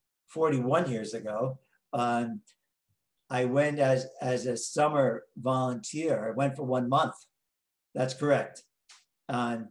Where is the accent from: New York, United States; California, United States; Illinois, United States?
New York, United States; Long Island; accent: New York; moved away as an adult; also born or lived in Tijuana, Mexico; now in San Diego, United States; I'm from outside New York City. I'm from Long Island